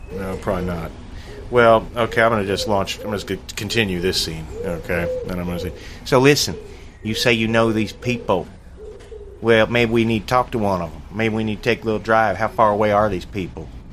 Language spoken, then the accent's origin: English; Sedalia, Missouri, United States; I was born in Sedalia, Missouri. Point is, we are all from the very region that we're making fun